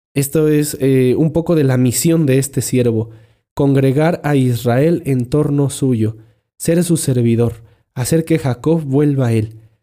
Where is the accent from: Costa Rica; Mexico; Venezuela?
Mexico; Esos somos los mexicanos